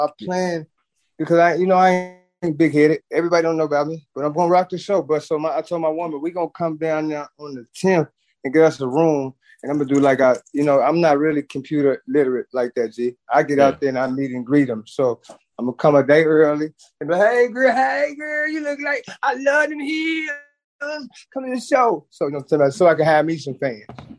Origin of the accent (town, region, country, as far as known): Chicago, Illinois, United States